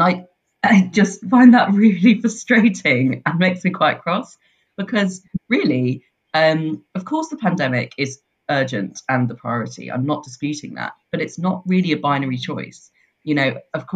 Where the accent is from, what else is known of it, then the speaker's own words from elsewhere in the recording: London, United Kingdom; now in Leith, United Kingdom; I was born in London